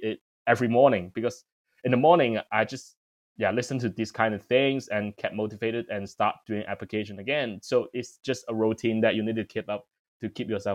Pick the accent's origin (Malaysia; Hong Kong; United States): Hong Kong; moved away as an adult; now in London, United Kingdom; I'm from Hong Kong